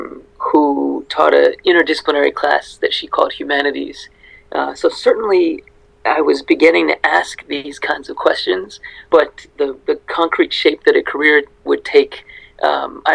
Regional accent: United States; I grew up in the United States

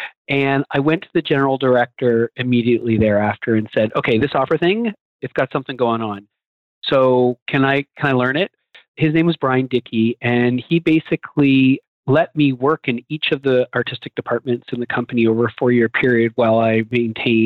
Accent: Canada; moved away as an adult; now in Philadelphia, United States; I came from Canada and I went to business school there and did a finance degree

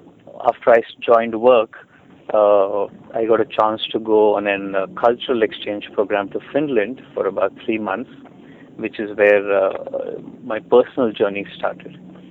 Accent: India; I was born and brought up in India, born to a relatively conservative Indian family there.

